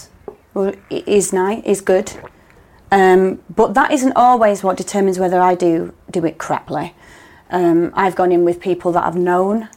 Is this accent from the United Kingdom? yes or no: yes; Manchester, North West England, United Kingdom; at the Royal Exchange in Manchester because it's my hometown